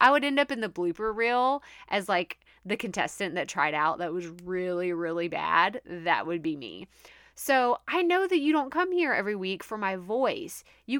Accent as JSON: {"language": "English", "region": "Texas", "country": "United States", "tie": "born or raised there", "accent": "Texas twang", "said": "When I go home or I talk to one of my best friends from my hometown, like, yeah, it comes out a little bit stronger. You can definitely hear that Texas twang, like, really, really bad."}